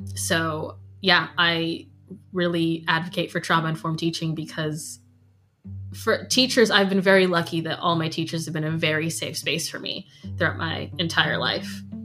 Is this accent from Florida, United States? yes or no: yes; Florida, United States; now in Scotland; when I was growing up in Florida, we always knew our neighbors' names